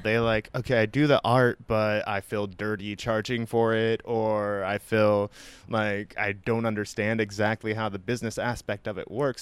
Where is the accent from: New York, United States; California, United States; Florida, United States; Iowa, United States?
Iowa, United States; now in San Francisco, United States; I'm originally from the Midwest in Iowa